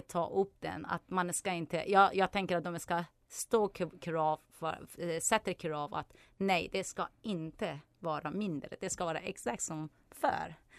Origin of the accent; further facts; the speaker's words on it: Iran; Swedish is a second language; now in Sweden; jag är från Iran